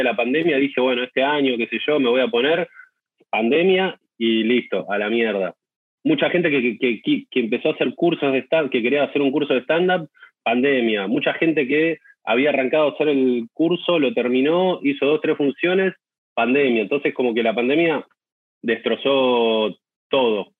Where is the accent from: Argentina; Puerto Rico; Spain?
Argentina; Mar del Plata, Buenos Aires Province; born or raised there